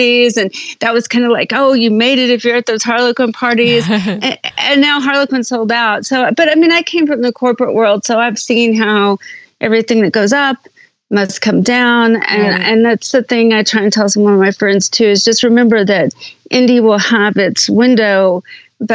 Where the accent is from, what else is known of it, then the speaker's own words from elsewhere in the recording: Texas, United States; also born or lived in New York; now in Colorado, United States; I'm actually from Texas, but we live in Colorado now.